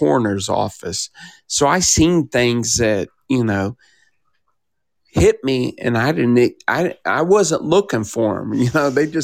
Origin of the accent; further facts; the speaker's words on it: Kansas City, Midwest, United States; I'm from Kansas City